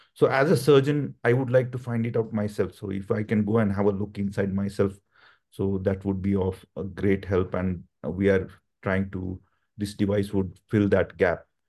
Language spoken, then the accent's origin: English; India; moved away; I come from India